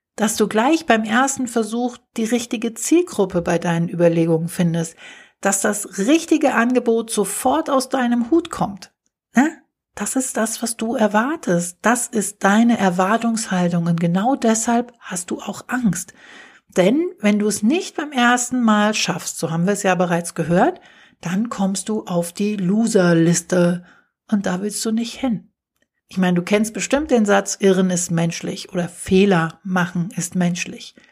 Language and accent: German; Germany; hier bei uns in Deutschland